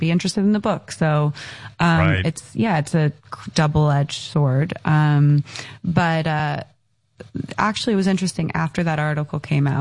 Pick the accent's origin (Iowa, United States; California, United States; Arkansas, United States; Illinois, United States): California, United States; Encinitas; I grew up in Encinitas in San Diego